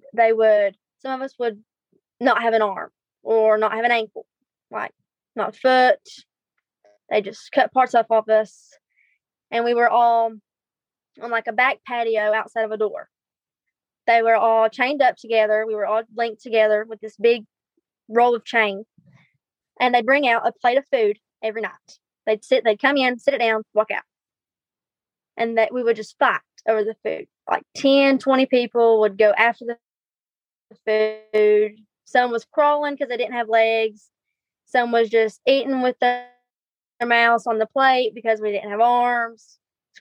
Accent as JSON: {"language": "English", "region": "Virginia", "country": "United States", "tie": "born or raised there", "said": "Starting about 8 years old, we moved from where I was born in Virginia to the house my dad was raised"}